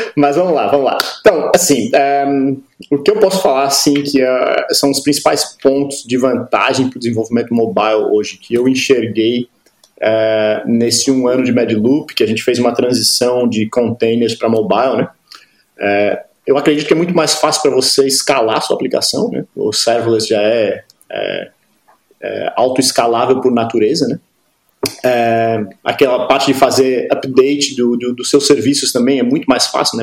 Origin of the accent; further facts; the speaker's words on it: Florianópolis, Santa Catarina, Brazil; moved away as an adult; now in Berlin, Germany; sou de Florianópolis